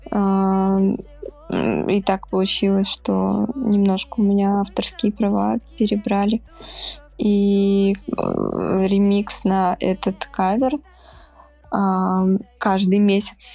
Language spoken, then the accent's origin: Russian; Moscow, Russia; Я из Москвы.